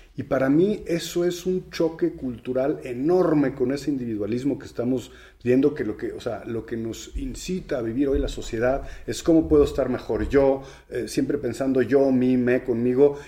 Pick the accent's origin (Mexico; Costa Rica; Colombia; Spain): Mexico; tenemos los mexicanos